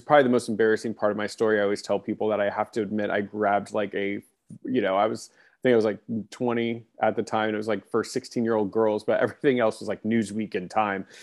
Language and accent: English; Long Beach, California, United States; now in Orange County, California, United States; I, I grew up in Long Beach, which is a, you know, a, a part of Los Angeles County.